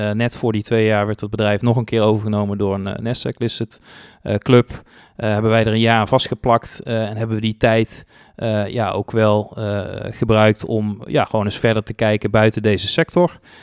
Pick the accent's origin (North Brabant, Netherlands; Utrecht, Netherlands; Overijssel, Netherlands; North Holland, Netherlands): North Brabant, Netherlands; 's-Hertogenbosch; also born or lived in Tilburg; opgegroeid in Den Bosch, hier ook naar school gegaan